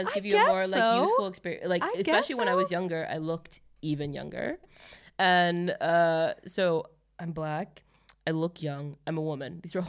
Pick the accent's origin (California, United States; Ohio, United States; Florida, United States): California, United States; Los Angeles; moved away as an adult; now in Stockholm, Sweden; I grew up speaking like a Kardashian because I only went to school on the west side of LA.